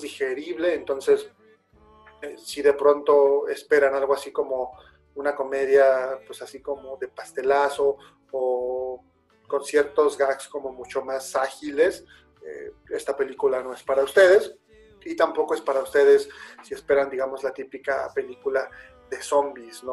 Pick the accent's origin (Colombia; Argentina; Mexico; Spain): Mexico; somos mexicanos